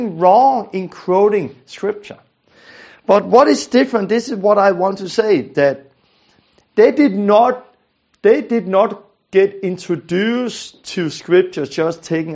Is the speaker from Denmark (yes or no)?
yes; Denmark; I'm from Denmark, I'm a Danish guy